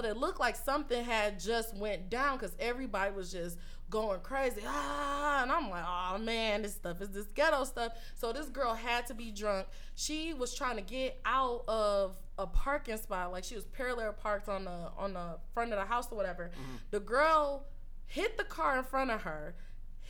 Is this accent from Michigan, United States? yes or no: yes; Detroit, Michigan, United States; I'm from Detroit.